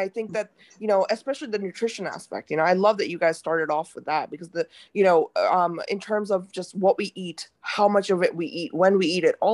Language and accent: English; India; like in India, like I'm Indian, so like I know, like I grew up with my mom